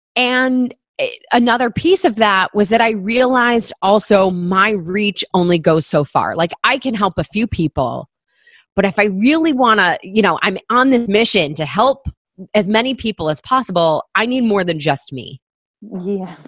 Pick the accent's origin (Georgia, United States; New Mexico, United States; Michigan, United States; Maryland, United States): Michigan, United States; moved away as an adult; now in New York City, United States; I grew up in Michigan. I moved to New York right after graduating from college